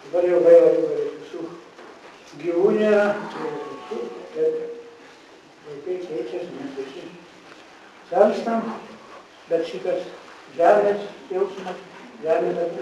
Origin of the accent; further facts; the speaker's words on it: Biržai county, Tauskai village, Panevėžys County, Lithuania; accent: Aukštaitian; aš gimiau Biržų apskrity, Pagalnyko valščiai, Tauskų kaime.